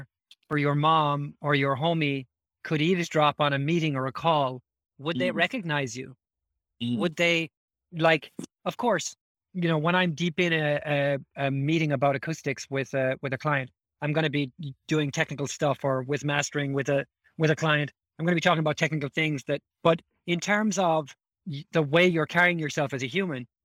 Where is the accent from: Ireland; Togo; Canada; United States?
Ireland; moved away; coming from Ireland